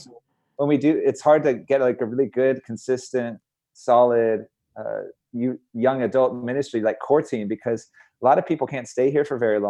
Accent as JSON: {"language": "English", "town": "Santa Monica", "region": "California", "country": "United States", "tie": "born or raised there", "said": "starting on the west side of LA, because I grew up in Santa Monica."}